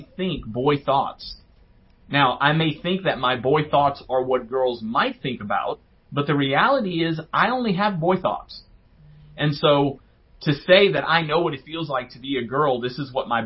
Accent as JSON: {"language": "English", "town": "New Orleans", "region": "Louisiana", "country": "United States", "tie": "born or raised there", "said": "I grew up in New Orleans"}